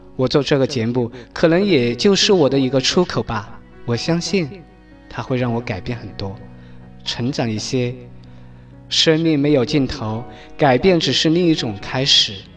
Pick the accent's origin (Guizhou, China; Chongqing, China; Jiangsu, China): Chongqing, China; accent: Chongqing dialect; also born or lived in Shuangliu, Chengdu, Sichuan; now in Bozhou, China; 我选择用重庆方言来做一档节目